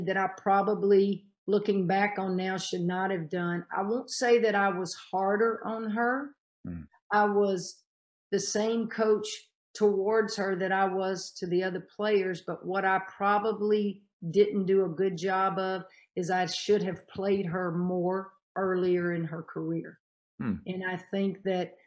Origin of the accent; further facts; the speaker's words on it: Louisiana, United States; I'm from Louisiana.